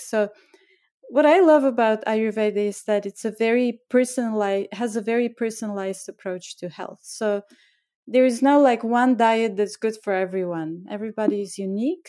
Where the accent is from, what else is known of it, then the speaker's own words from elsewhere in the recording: Bulgaria; moved away as an adult; also born or lived in India; now in New York, United States; I was born in Bulgaria and I grew up during communist time and that was my childhood